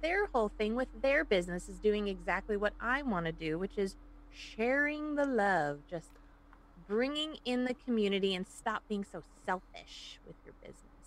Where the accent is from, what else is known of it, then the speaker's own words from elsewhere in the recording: Woodstock, Illinois, United States; accent: Chicago; moved away as an adult; also born or lived in Hinsdale, Illinois; now in California, United States; my parents moved up to Woodstock, which is around uh, Crystal Lake, Algonquin, Lake in the Hills. So it's McHenry County. That's where I was pretty much raised for first 20 years of my life.